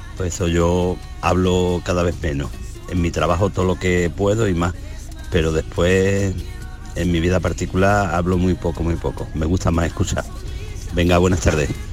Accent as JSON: {"language": "Spanish", "town": "Granada", "region": "Andalusia", "country": "Spain"}